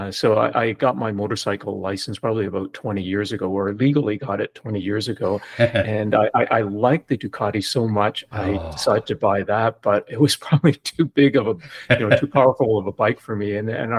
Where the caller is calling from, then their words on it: Toronto, Ontario, Canada; Toronto, Canada.